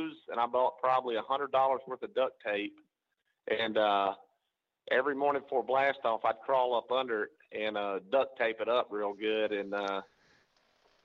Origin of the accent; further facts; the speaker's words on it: Alabama, United States; me growing up in Alabama